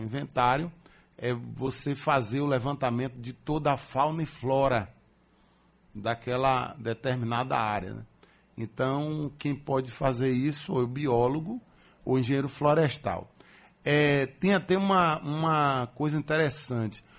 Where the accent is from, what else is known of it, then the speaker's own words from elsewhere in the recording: Salvador, Bahia, Brazil; Eu nasci aqui em Salvador, sou de família maragujipana, meu pai e minha mãe, lá de Maragogipe, no Recôncavo Baiano